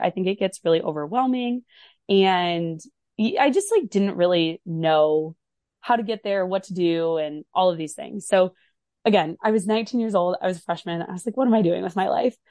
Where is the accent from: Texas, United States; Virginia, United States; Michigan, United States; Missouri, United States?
Michigan, United States; moved away as an adult; also born or lived in Ohio; I'm from Michigan originally